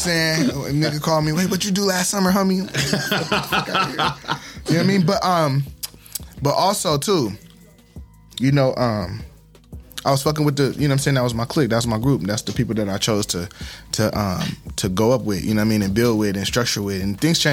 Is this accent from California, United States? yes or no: yes; San Diego, California, United States; also born or lived in Fort Carson, Colorado / Fort Campbell, Kentucky; I'm a black man, I'm a San Diegan. I'm saying, I'm a Californian